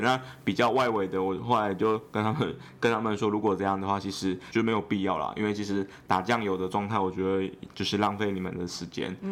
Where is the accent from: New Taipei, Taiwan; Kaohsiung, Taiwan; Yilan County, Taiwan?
Yilan County, Taiwan; 我是宜兰人